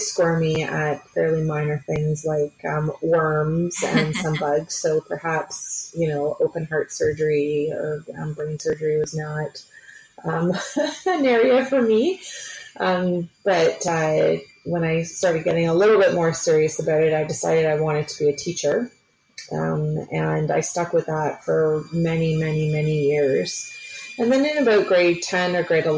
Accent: Picton, Ontario, Canada; I grew up in Picton, which is a small town of about 5,000 people, just sort of southwest of Kingston.

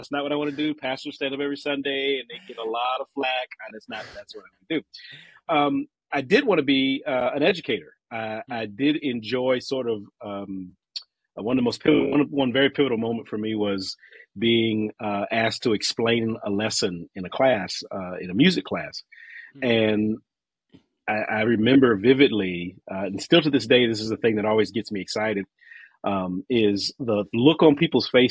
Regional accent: Washington, District of Columbia, United States; moved away as an adult; now in Pittsburgh, United States; I am originally from the Washington, D.C. area

